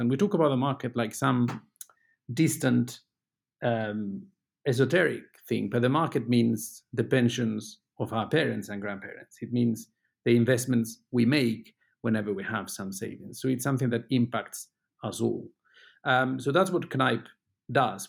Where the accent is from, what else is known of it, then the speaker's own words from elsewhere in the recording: Spain; moved away as an adult; also born or lived in United Kingdom; now in Luxembourg; I was born in Spain, but I spent most of the last twenty years in, in the U K. I went to Britain to study